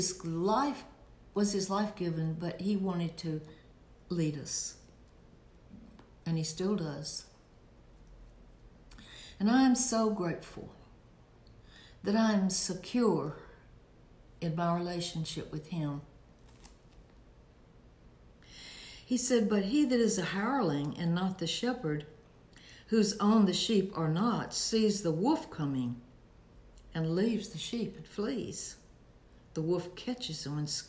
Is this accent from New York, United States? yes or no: no; Alabama, United States; I was born in Alabama, raised in Alabama, went to church in Alabama, went to college in Alabama